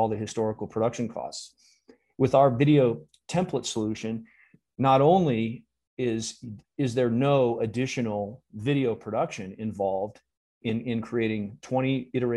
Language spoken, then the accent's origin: English; California, United States; also born or lived in Minnesota; being a Californian